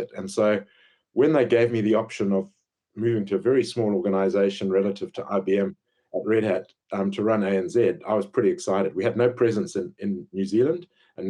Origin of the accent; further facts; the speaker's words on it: Zimbabwe; moved away as an adult; also born or lived in Pietermaritzburg, South Africa / West London, United Kingdom; I grew up in Zimbabwe